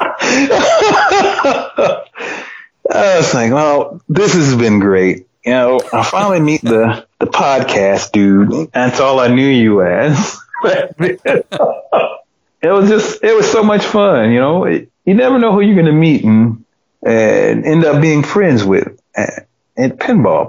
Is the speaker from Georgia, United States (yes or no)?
yes; Georgia, United States; also born or lived in Knoxville, Tennessee; It's my home state, and I made a lot of good friends here